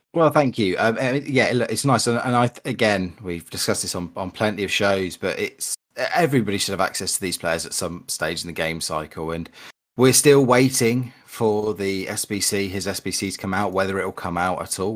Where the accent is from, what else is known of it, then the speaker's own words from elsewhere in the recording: Berkshire, South East England, United Kingdom; I smashed a few greenhouse windows in the leafy greens of Berkshire